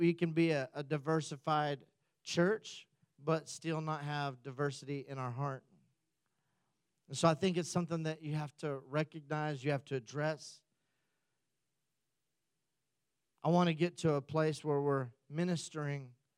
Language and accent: English; United States; we come back as Americans